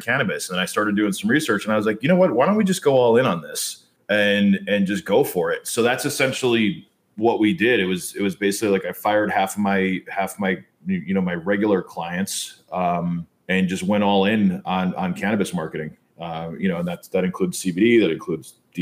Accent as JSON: {"language": "English", "country": "United States", "tie": "born or raised there", "also_born_or_lived": "New York", "moved": "yes", "said": "growing up in New Jersey and New York"}